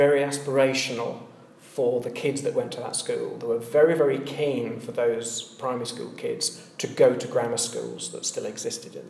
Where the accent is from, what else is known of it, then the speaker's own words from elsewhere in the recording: Leeds, Yorkshire and the Humber, United Kingdom; moved away as an adult; also born or lived in Birmingham / North London; now in London, United Kingdom; Leeds, Yorkshire, so I was brought up in Leeds until I was 18, when I went to university. Then I was in Birmingham, and I stayed in Birmingham for about 20 years, and now I live in North London